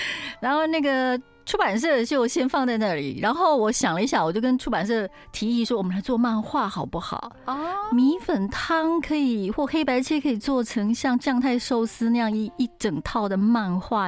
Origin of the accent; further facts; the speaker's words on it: Taiwan; 我是台湾人家庭嘛，我妈妈，我妈妈台南人，爸爸嘉义人